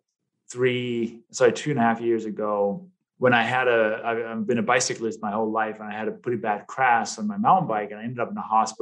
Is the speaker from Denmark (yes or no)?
yes; Denmark; English is a second language; moved away as an adult; now in United States; people may detect a little bit of an accent. And as you in the intro, you said, you know, I came from Denmark. I've been here. I've literally been in the U.S. for half of my life now. I just turned 50 this year.